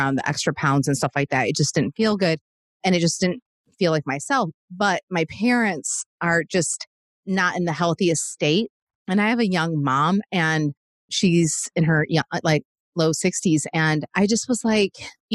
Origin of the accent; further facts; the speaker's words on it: Michigan, United States; now in Nashville, United States; I'm from Michigan originally